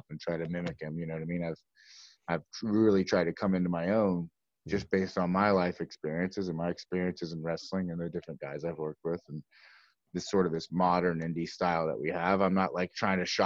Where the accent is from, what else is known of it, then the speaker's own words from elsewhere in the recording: Atlanta, Georgia, United States; I was born in Atlanta.